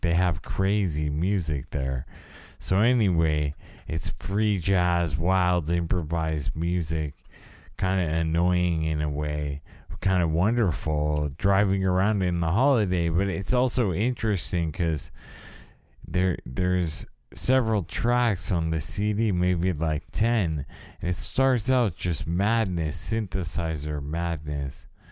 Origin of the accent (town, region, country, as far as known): California, United States